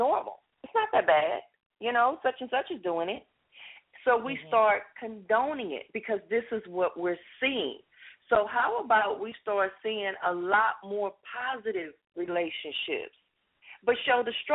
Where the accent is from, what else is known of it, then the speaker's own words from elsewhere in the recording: Los Angeles, California, United States; I grew up in Los Angeles